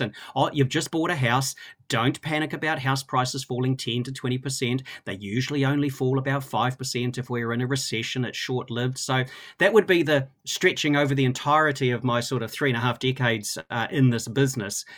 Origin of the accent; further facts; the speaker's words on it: Christchurch, Canterbury, New Zealand; I grew up in Christchurch